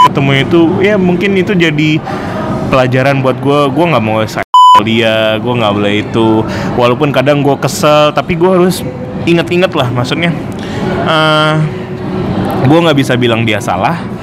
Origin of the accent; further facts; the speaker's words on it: Pontianak, West Kalimantan, Indonesia; also born or lived in Bandung; now in Jakarta, Indonesia; kita orang Pontianak